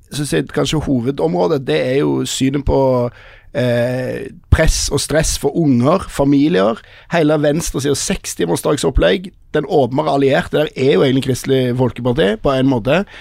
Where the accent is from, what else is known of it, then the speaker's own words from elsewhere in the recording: Stavanger, Rogaland, Norway; jeg vokste opp i Stavanger